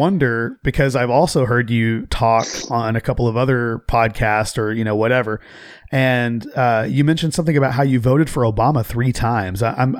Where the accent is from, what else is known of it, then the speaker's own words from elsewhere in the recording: Oklahoma, United States; I grew up there too.